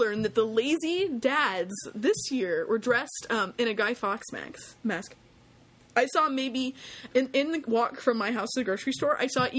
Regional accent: Texas, United States; because I am Texan

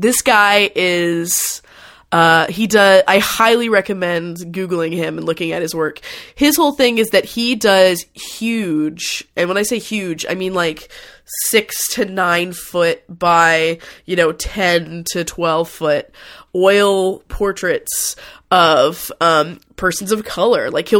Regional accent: Fort Worth, Texas, United States; it's to my hometown of Fort Worth, Texas has a lot of really good museums

